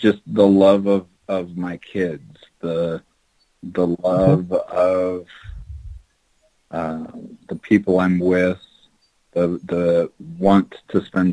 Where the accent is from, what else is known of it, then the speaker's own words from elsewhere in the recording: Kansas, United States; I'm originally from Kansas